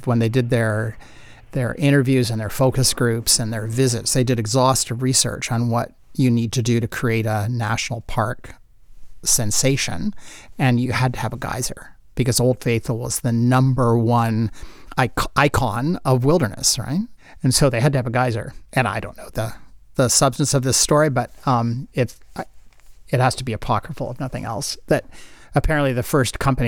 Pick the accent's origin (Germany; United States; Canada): Canada; being Canadian